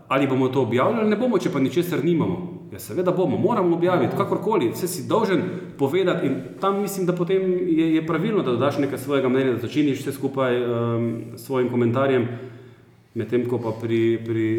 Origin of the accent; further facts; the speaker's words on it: Maribor, Drava, Slovenia; jaz sem iz Maribora, tukaj sem odraščal